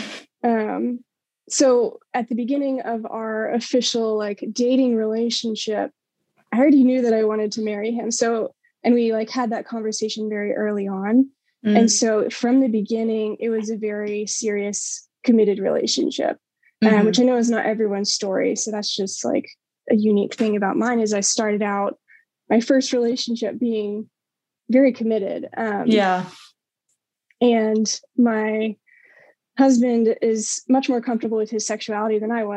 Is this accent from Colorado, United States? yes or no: yes; Colorado, United States; moved away as an adult; also born or lived in Waco, Texas; now in Dallas, United States; I grew up in Colorado, Christian family, went to church